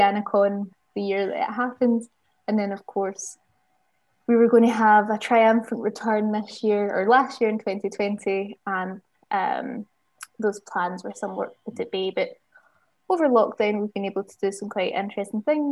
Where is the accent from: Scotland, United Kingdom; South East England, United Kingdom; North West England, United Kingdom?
Scotland, United Kingdom; Glasgow; moved away as an adult; now in Bristol, United Kingdom; we moved from Glasgow and came down